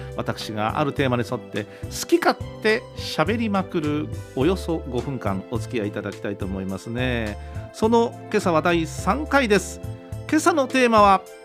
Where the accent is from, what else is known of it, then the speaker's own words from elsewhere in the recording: Kyushu, Japan; also born or lived in Tokyo; 私九州にずっといましたからで学生時代に東京に上京して、えー、また戻ったり